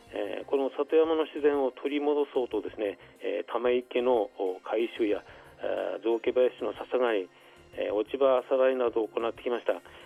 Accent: Utsunomiya, Tochigi, Japan; 合併される前上川内町の出身

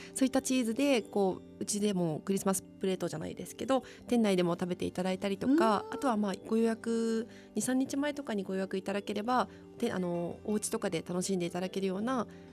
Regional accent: Tochigi, Japan; moved away; 栃木出身

